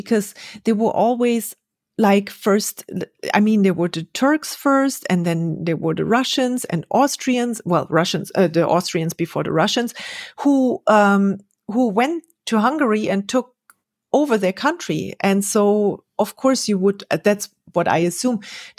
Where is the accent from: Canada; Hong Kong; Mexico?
Mexico; I came from Mexico and I expected everyone be as friendly and happy to see you as the Mexicans were.